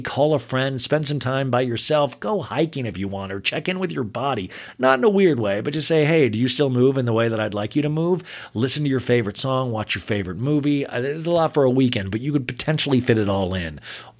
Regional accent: Olathe, Kansas, United States; I grew up with it in Olathe, Kansas, and I would rush home and watch it every night

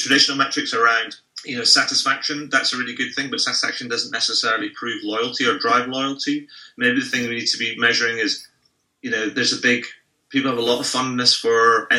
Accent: United Kingdom; as a Brit, I would never give somebody a 10 just because I wouldn't.

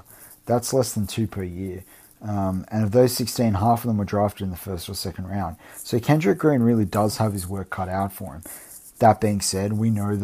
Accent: Australia; as an Aussie

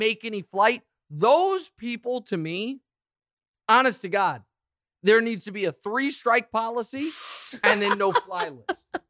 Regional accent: Kansas City, Missouri, United States; I'm from Kansas City

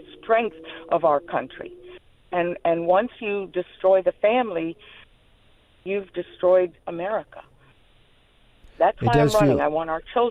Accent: Charlotte, North Carolina, United States; When I was just starting high school, Charlotte Mecklenburg County district schools

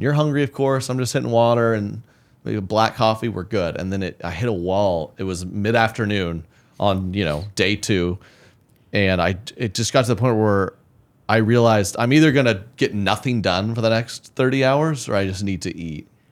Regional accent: Oklahoma City, Oklahoma, United States; moved away; my Oklahoma City, my hometown show

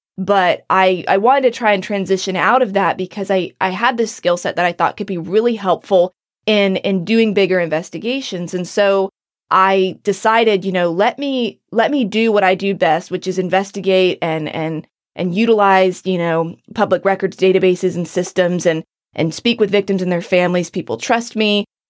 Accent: North Carolina, United States; moved away; my hometown, in my area. I know the state of North Carolina

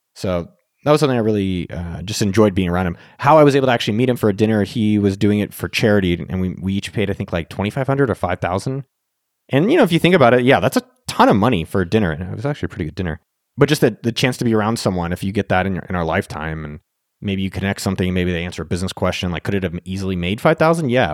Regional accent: Silicon Valley, California, United States; I'm from Silicon Valley

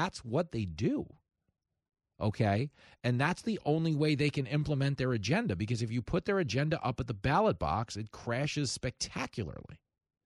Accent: Levittown, New York, United States; when I was a little kid, growing up in Levittown, New York, Strong Island

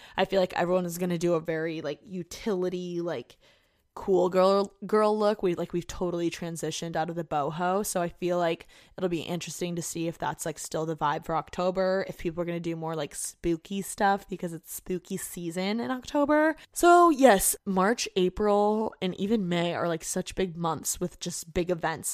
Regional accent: Indiana, United States; moved away as an adult; now in Los Angeles, United States; I just wanna get out of Indiana. Like, I hate my hometown

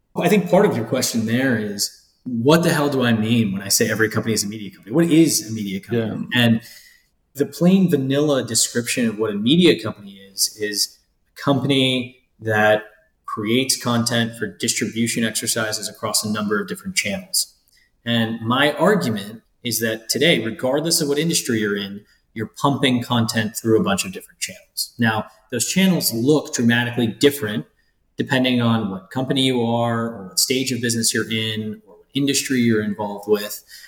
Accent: Ohio, United States; moved away; I grew up in Ohio

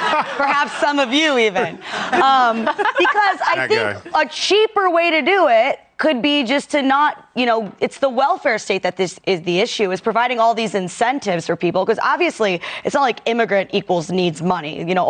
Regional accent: Detroit, Michigan, United States; now in New York, United States; I only lived here for like 9 years, so I'm not a New Yorker. Never will be.

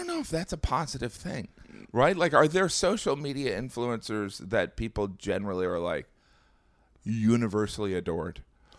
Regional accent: Indiana, United States; but I think that I'm from Indiana. Like, I think that if people where I'm from heard or believe the open borders thing, it's over.

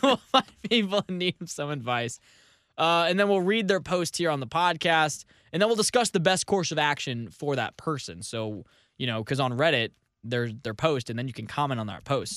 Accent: St. Louis, Missouri, United States; my hometown of Saint Louis

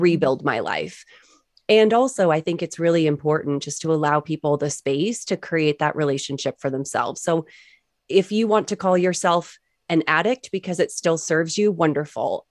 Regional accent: New England, United States; growing up in New England.

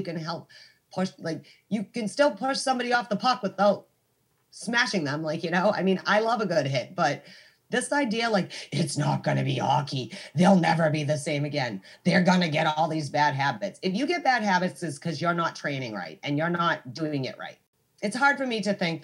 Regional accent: United States; I'm American

